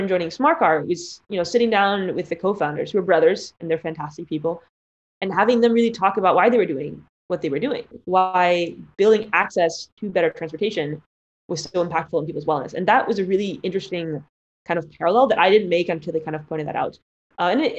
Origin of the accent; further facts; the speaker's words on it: Palo Alto, California, United States; I grew up in the Bay Area, in Palo Alto, surrounded by all the large tech companies